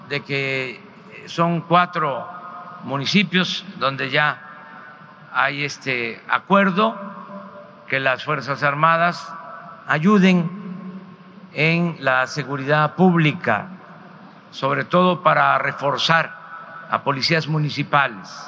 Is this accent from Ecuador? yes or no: no; Mexico; soy presidente de México, represento a todos los mexicanos